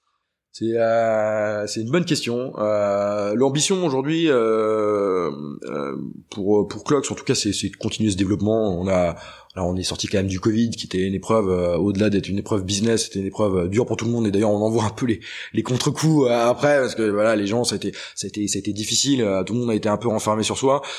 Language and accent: French; Redon, Brittany, France; moved away; je viens de Bretagne. Euh, du bled où je viens de Redon